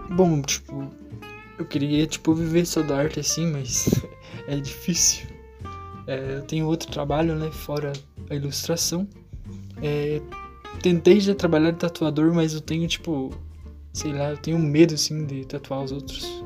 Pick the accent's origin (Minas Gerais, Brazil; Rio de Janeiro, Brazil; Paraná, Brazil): Paraná, Brazil; Rebouças; now in Irati, Brazil; eu sou natural de Rebouças, Paraná, mas estou morando atualmente em Irati, Paraná